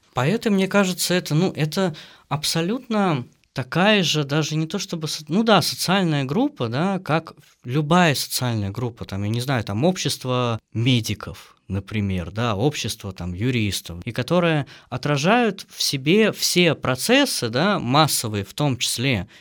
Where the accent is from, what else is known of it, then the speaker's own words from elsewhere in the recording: Michurinsk, Tambov Oblast, Russia; now in Saint Petersburg, Russia; Мичуринск – это маленький город в Тамбовской области.